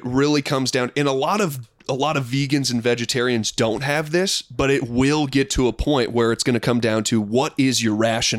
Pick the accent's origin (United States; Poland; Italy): United States; Midwest; Growing up in the Midwest